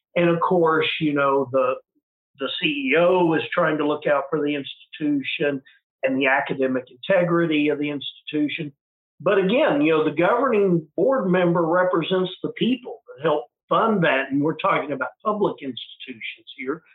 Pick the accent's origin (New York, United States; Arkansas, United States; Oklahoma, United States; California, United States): Oklahoma, United States; moved back to my hometown uh, ran for the oklahoma house of representatives